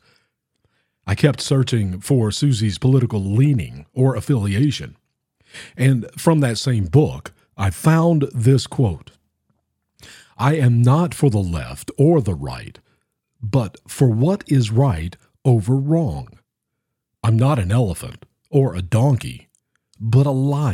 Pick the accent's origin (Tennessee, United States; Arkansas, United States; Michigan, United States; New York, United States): Tennessee, United States; my home state, the state of Tennessee